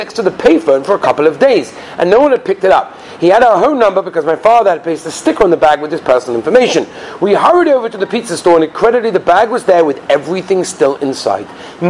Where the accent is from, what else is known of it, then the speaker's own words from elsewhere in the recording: Los Angeles, California, United States; I grew up in Los Angeles, California.